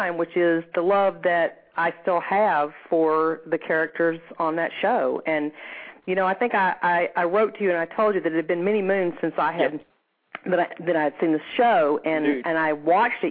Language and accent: English; Huntsville, Alabama, United States; moved away; also born or lived in Shreveport, Louisiana; I grew up in Alabama, in Huntsville, Alabama, which was very interesting